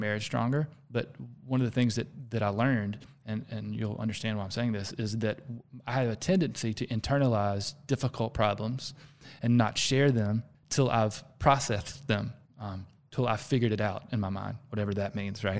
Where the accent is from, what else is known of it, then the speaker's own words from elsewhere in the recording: the South, United States; accent: Southern; I'm from the South